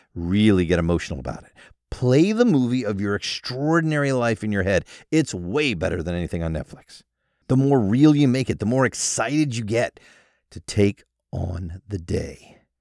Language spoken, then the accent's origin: English; United States; I was born in the United States